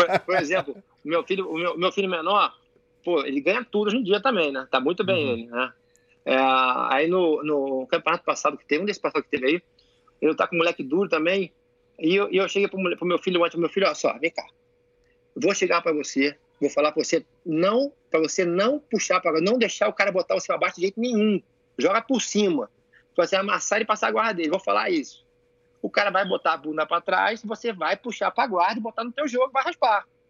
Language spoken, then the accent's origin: Portuguese; Rio de Janeiro, Brazil; moved away as an adult; now in United States; eu sou o cara que pode falar que sou carioca, irmão, abençoado pela, pela aquele, aquela cidade maravilhosa lá